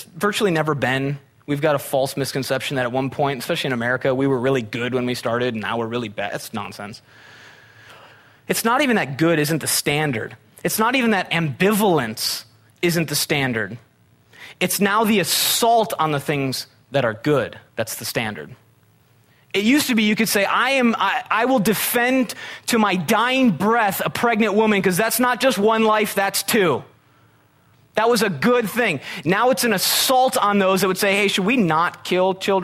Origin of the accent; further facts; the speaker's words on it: Midwest, United States; moved away; I'm from the Midwest. We had tornadoes.